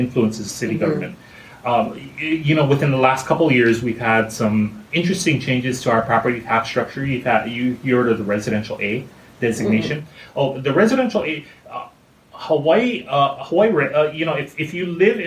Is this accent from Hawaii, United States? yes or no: yes; Mililani, Hawaii, United States; I was born and raised in Hawaii